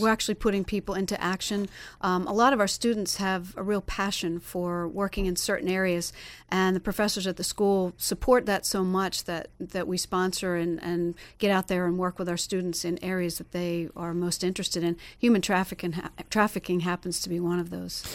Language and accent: English; Pennsylvania, United States; now in Florida, United States; I'm from Pennsylvania originally